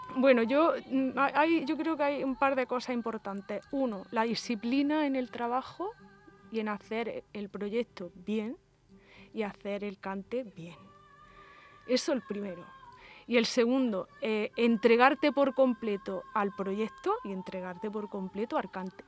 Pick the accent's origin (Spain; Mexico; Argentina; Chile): Spain; Inaja, donde yo nací y me crié